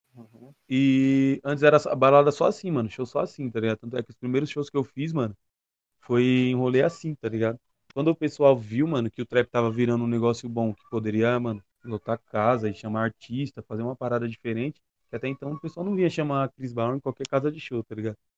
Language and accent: Portuguese; Ferraz de Vasconcelos, São Paulo, Brazil; sou de Ferraz de Vasconcelos, na ZL de São Paulo